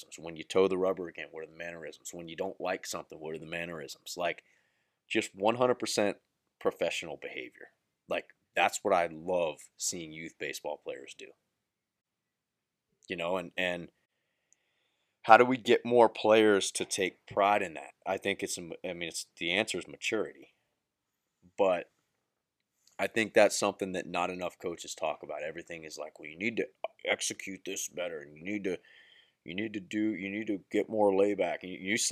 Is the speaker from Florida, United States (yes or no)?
yes; Central Florida, United States; I'm from the Central Florida area